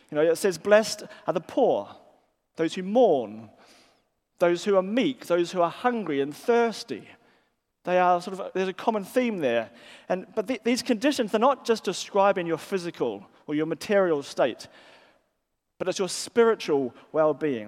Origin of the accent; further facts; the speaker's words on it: New Zealand; moved away as an adult; now in England; they hear my accent and they, they sort of ask me where I'm from. And I'll say, well, I'm from New Zealand. And that sort of explains my accent.